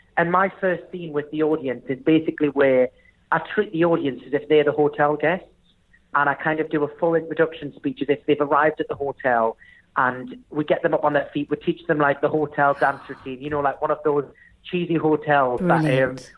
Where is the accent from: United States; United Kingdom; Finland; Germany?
United Kingdom; accent: strong northern; my strong northern accent